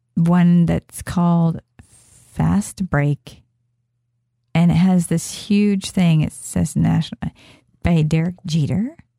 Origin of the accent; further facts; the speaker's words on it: Kansas, United States; I'm from, I am from Kansas